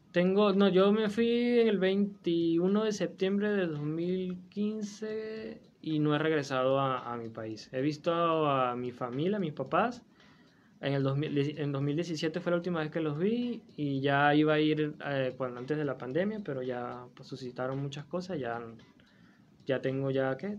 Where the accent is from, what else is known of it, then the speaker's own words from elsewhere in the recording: Falcón, Venezuela; moved away as an adult; now in Torreón, Mexico; yo soy del estado Falcón